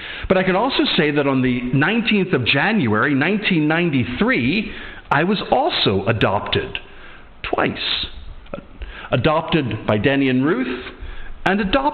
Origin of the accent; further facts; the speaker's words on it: Atlantic City, New Jersey, United States; now in Edinburgh, United Kingdom; I am from the United States, so I happen to have now two passports. I'm American and I'm British.